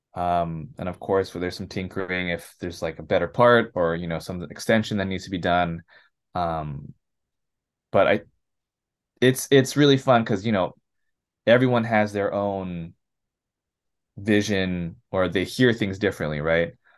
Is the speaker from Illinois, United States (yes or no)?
no; Los Angeles, California, United States; also born or lived in San Gabriel Valley / Orange County; I grew up in L A. I was born and raised around here. Um, Rosemary specifically